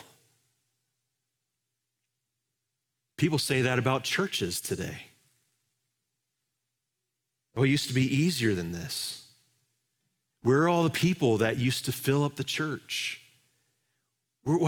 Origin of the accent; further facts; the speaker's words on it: Indianapolis, Indiana, United States; moved away; I'm from Indianapolis, Indiana. I love the Hoosier State, still love Indianapolis.